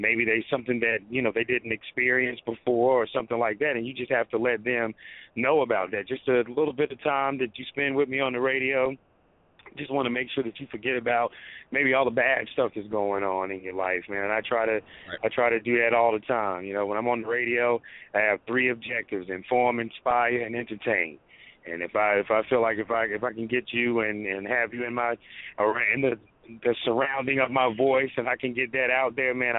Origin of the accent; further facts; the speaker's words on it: South Carolina, United States; When I came here from South Carolina, I used to do some sports stuff on one of the cable access channels.